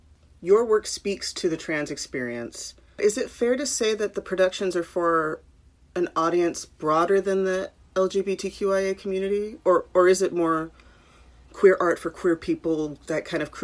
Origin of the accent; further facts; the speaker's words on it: Long Beach, California, United States; I'm from Long Beach.